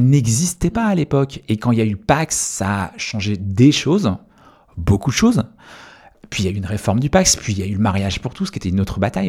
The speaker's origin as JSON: {"language": "French", "town": "Quimper", "region": "Brittany", "country": "France", "tie": "born or raised there", "said": "je suis breton, c'est une, de mes identités, c'est quelque chose qui est important pour moi, puisque j'ai grandi en Bretagne et je suis né là-bas."}